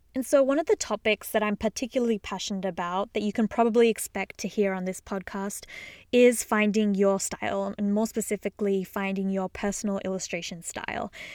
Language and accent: English; Australia; moved away as an adult; also born or lived in Sydney, Australia; now in Boston, United States; I am originally from Australia, which you may or may not have gathered from my accent.